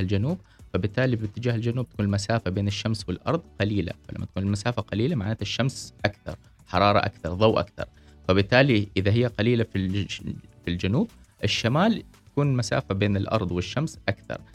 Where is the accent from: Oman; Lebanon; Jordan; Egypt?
Oman; عندنا في عمان، في دول الخليج